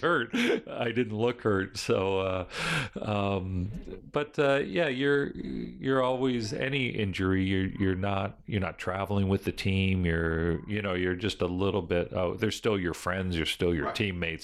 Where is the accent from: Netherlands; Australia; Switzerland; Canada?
Canada; Fort Erie, Ontario; also born or lived in Buffalo, New York, United States; I was born in Buffalo, New York, but grew up in Canada